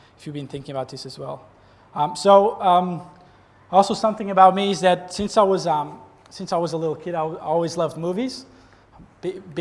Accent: Portugal; moved away as an adult; now in Gold Coast, Australia; I'm not Australian. I'm Portuguese, from that country far away. I'm 30 years old. I came to Australia about 7 years ago

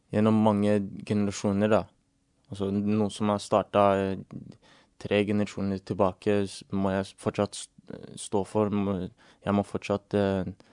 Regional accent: England, United Kingdom; now in Norway; jeg vokste opp i England

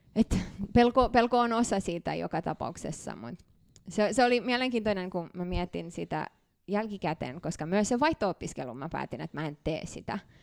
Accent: Canada; Finnish is a second language; moved away as an adult; also born or lived in Bucharest, Romania / Mannheim, Germany / Montreal, Canada / Tampere, Finland; now in Finland; me muutettiin sinne vuonna 1993, ja mä, mä tulin Suomeen 2010

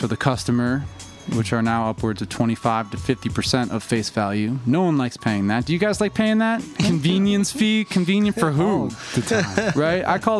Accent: Worcester, Massachusetts, United States; now in Los Angeles, United States; I'm actually from Worcester, Mass, which is like, you know, I say Boston, but it's like 45 minutes outside of Boston.

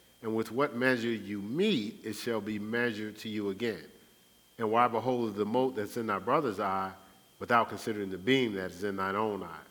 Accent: Newark, New Jersey, United States; my growing up in Newark

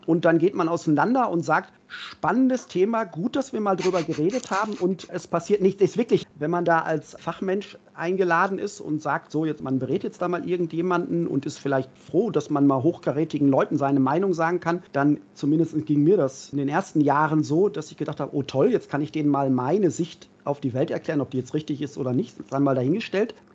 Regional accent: Berlin, Germany; Jetzt als Berliner

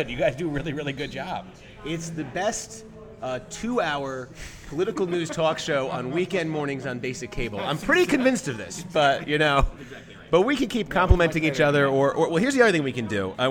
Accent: North Carolina, United States; moved away as an adult; now in Washington, D.C., United States; I'm from North Carolina.

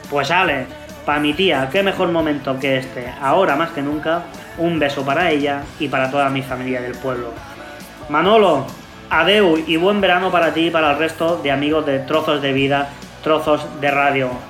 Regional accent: El Prat de Llobregat, Catalonia, Spain; also born or lived in Puente la Reina, Navarre; durante mucho tiempo he vivido los veranos a caballo entre el Prat de Llobregat mi ciudad natal, como todos sabéis, y Puente la Reina, Navarra, un pueblito del corazón del Camino de Santiago

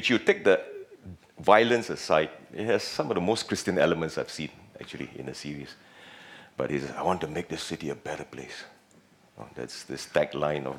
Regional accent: Penang, Malaysia; accent: Penang slang; moved away as an adult; also born or lived in Singapore; I'm from Penang, and a bit of Penang slang may come up once in a while

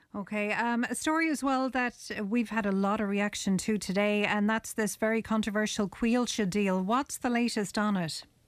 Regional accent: Ireland; It's just not in our nature as Irish people

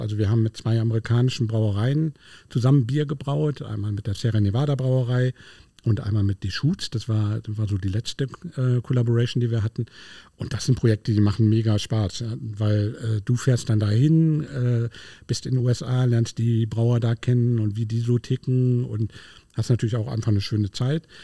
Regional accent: Berlin, Germany; moved away; Ich bin gebürtiger Berliner

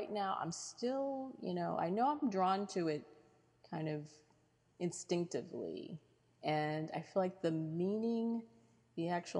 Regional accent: Rome, New York, United States; born there; also born or lived in Kansas / Virginia / Ohio / Michigan; I lived in Kansas and Virginia. I was born in Rome, New York. We lived in Ohio and Michigan.

